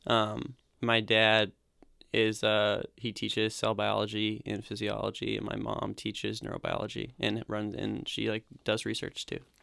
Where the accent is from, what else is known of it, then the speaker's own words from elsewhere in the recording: Bozeman, Montana, United States; moved away as an adult; also born or lived in Portland, Oregon; I grew up in Bozeman, Montana